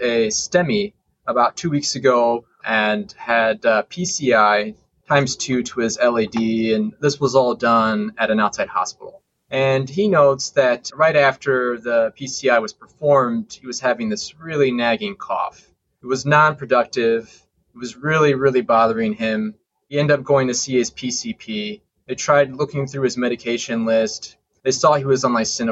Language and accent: English; Indiana, United States; I've been a Hoosier my whole life